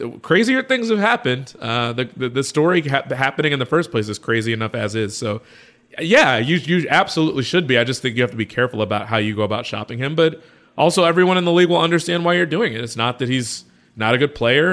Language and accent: English; Chicago, Illinois, United States; I'm from Chicago